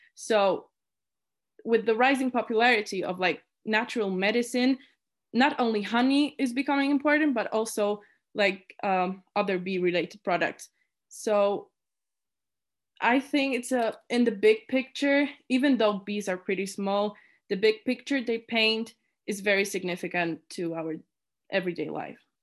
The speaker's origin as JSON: {"language": "English", "country": "Poland", "tie": "born or raised there", "moved": "as an adult", "lives_now": "Innsbruck, Austria", "said": "I was born and raised in Poland, and now, now I live in Innsbruck, Austria"}